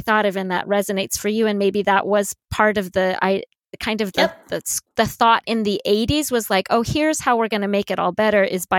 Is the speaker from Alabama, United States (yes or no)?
no; Colorado, United States; I grew up in Colorado and obviously I'm white, but I grew up in a pretty diverse area.